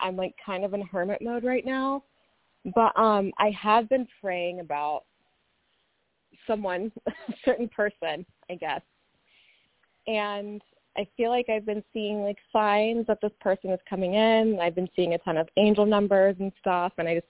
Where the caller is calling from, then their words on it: Kansas, United States; I'm calling from Kansas.